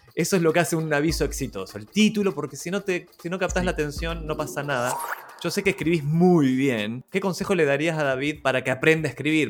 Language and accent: Spanish; Argentina; now in Chile; ni, siquiera soy chileno, soy argentino viviendo en Chile